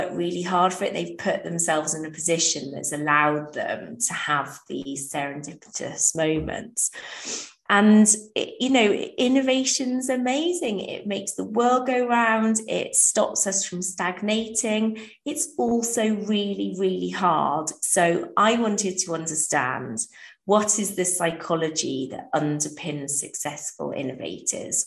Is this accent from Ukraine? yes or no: no; Wales, United Kingdom; I grew up in Wales.